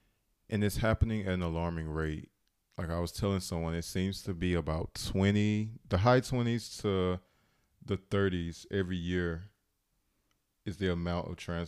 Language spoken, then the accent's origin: English; the South, United States; I'm from the South, and it's like, it's not as progressive as other states.